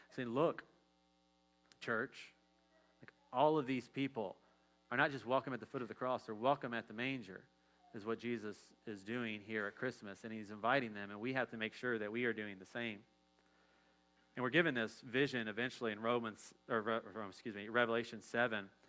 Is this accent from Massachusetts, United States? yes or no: no; Dayton, Ohio, United States; I'm from Ohio. I'm from Dayton, so like we're all about the Wright brothers